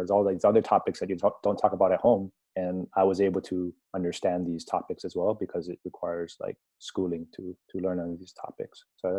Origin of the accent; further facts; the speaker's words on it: Hawaii, United States; moved away as an adult; also born or lived in China / Taiwan; I'm Asian American. I'm of Chinese descent. I'm also part Hawaiian. 1/16 Hawaiian. I was born and raised in Hawaii, so I culturally identify more as an American and as a Hawaiian initially.